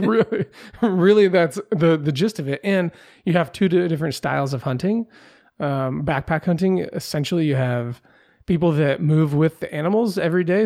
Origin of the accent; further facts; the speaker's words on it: Pacific Northwest, United States; I grew up in the Pacific Northwest.